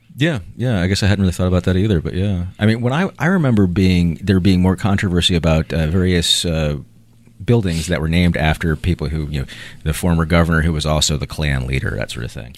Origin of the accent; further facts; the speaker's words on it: Chapel Hill, North Carolina, United States; I grew up around Chapel Hill